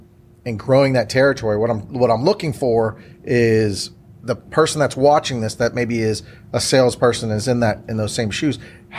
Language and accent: English; Houston, Texas, United States; I grew up in Houston